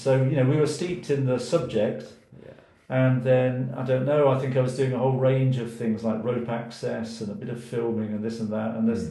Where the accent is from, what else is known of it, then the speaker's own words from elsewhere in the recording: England, United Kingdom; born there; also born or lived in Wales; I'm English by birth. Mm-hmm. I have lived more of my life in Wales than in England.